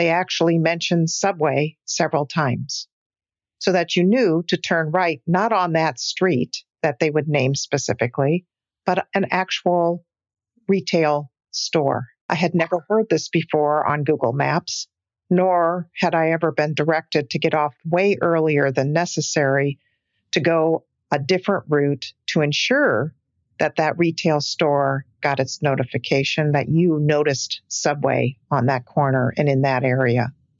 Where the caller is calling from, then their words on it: Pittsburgh, California, United States; from Pittsburgh, California, and I've been a Patreon member for several years.